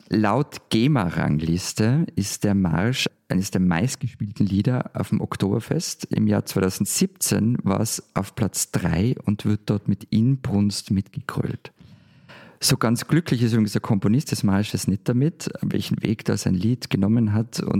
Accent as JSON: {"language": "German", "country": "Austria"}